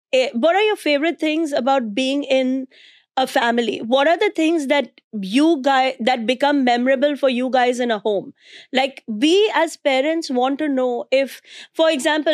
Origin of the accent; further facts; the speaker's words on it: India; now in New York City, United States; I'm an Indian immigrant mom comedian living in New York City